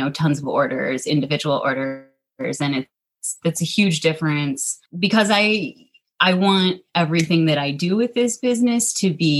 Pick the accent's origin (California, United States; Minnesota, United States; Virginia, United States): Minnesota, United States; I'm born and raised in Minnesota. I've actually only lived in Minnesota